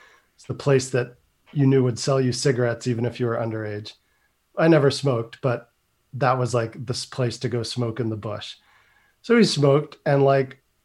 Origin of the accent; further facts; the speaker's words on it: Northern California, United States; growing up in Northern California